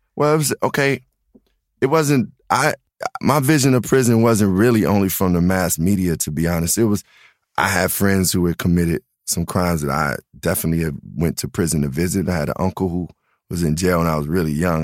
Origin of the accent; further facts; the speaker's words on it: Chicago, Illinois, United States; being from the South Side, I really was raised just amongst black culture